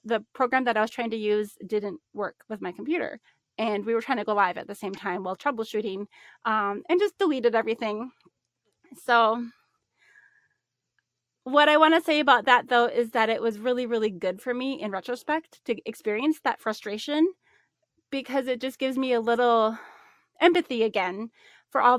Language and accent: English; Minnesota, United States; now in Arizona, United States; my home state of Minnesota